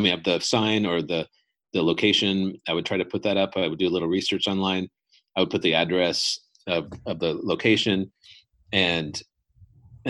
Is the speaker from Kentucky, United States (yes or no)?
no; Los Angeles, California, United States; I grew up in Los Angeles area